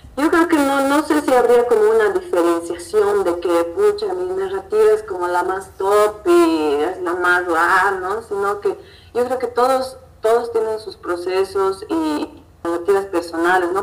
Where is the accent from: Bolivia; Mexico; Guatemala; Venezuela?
Bolivia; como latinoamericana y como boliviana